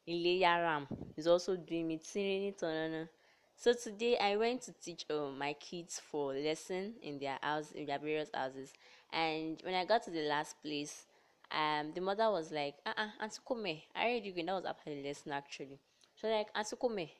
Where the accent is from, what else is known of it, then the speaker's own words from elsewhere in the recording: Delta, Nigeria; I hail from Delta State